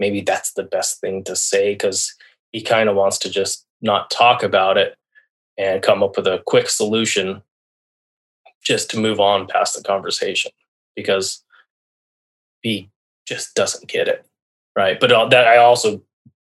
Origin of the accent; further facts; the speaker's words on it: La Jara, Colorado, United States; moved away as an adult; now in Seattle, United States; I was born in La Jara, Colorado. Basically raised in the Southwest, where it's a very small town. You know, the town I grew up in was 900 people